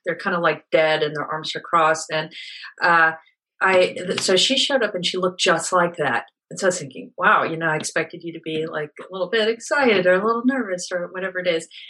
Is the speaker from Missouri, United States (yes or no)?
no; Pennsylvania, United States; also born or lived in South Africa; I was born in South Africa and grew up in a small town in Pennsylvania.